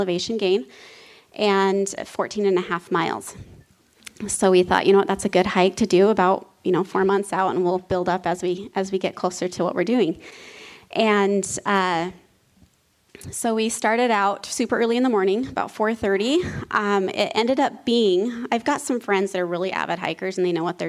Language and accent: English; Preston, Idaho, United States; now in northern Utah, United States; I grew up in Preston, Idaho